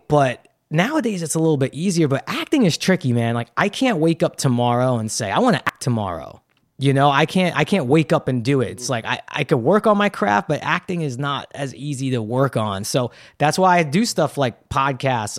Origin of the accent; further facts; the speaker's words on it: New York City, New York, United States; Brooklyn was a great place to grow up.